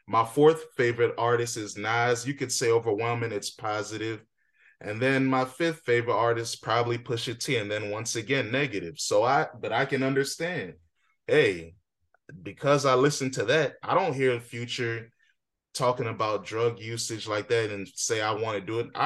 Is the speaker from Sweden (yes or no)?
no; Alexandria, United States; But me, I didn't grow up in that community. I'm from Alexandria